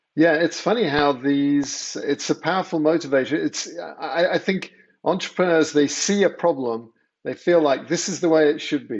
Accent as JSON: {"language": "English", "region": "England", "country": "United Kingdom", "tie": "born or raised there", "moved": "as an adult", "lives_now": "United States", "said": "I grew up in England"}